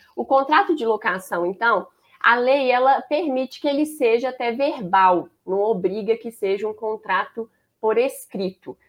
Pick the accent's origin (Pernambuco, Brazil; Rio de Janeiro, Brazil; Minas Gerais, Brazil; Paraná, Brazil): Minas Gerais, Brazil; Belo Horizonte; accent: mineiro; o sotaque eu acho que já vai entregar. Eu sou mineira, sou de Belo Horizonte, BH, que a gente fala